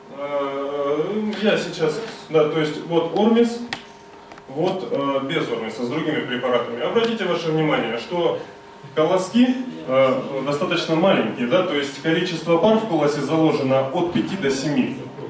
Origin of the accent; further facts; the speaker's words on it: Rostov Oblast, Russia; мы сами из Ростовской области